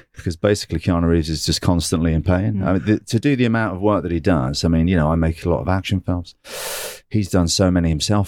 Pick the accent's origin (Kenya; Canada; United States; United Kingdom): United Kingdom; England; I'm English